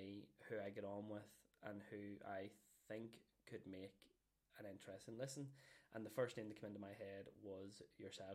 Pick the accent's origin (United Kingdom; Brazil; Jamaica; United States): United Kingdom; Downpatrick, Northern Ireland; also born or lived in Belfast; now in Newry, United Kingdom; I'm originally from Downpatrick. Grew up, born and bred in Downpatrick